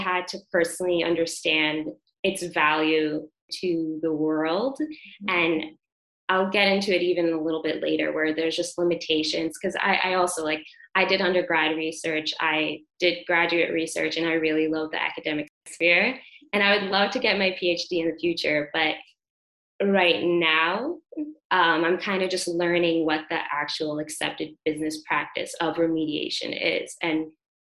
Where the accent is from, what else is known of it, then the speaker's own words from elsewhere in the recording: New York City, New York, United States; I grew up in Brooklyn